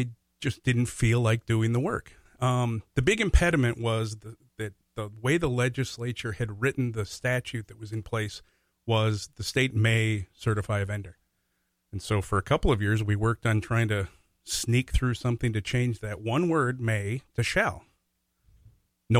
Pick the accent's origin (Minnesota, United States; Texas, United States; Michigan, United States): Minnesota, United States; Golden Valley; I grew up in Golden Valley